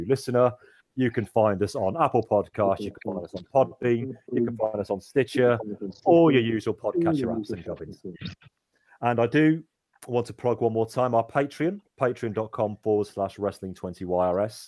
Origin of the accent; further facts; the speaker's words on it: United Kingdom; We're all British